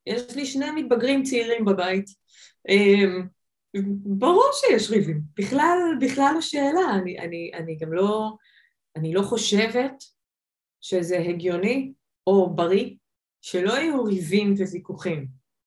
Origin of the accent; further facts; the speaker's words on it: Israel; also born or lived in United States; אני ישראלית